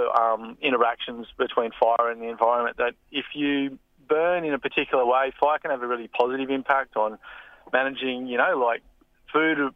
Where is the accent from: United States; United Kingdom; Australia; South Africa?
Australia; also born or lived in Blue Mountains; I grew up on Bunjalung country